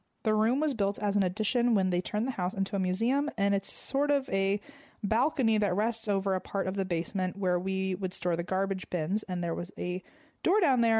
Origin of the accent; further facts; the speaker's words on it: Canada; To start off, I'm from Canada.